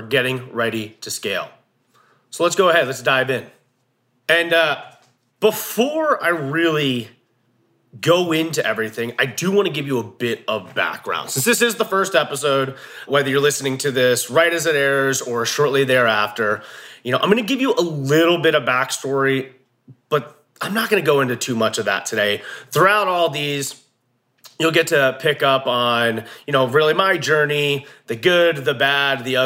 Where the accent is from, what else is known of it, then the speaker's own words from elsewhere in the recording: New Jersey, United States; moved away as an adult; now in Montana, United States; I'm from Jersey originally